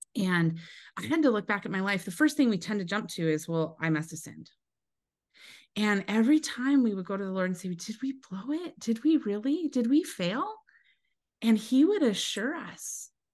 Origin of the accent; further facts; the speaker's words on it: Eastern Washington, United States; I grew up in Eastern Washington